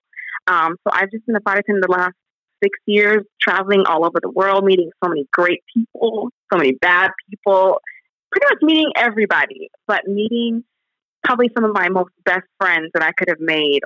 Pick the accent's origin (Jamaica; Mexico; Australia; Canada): Jamaica; also born or lived in United States; now in Indianapolis, United States; I was born in Jamaica many moons ago, and I migrated to the United States of America in 1998.